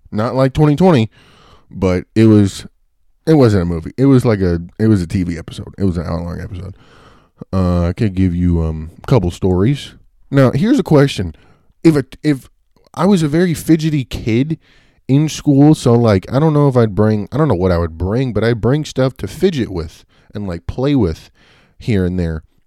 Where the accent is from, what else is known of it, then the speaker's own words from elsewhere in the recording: Bayville, New Jersey, United States; also born or lived in Richmond, Virginia; around when I was three, I moved to New Jersey, uh, and I went to Bayville Elementary School, and that was when I went to like kindergarten to fourth grade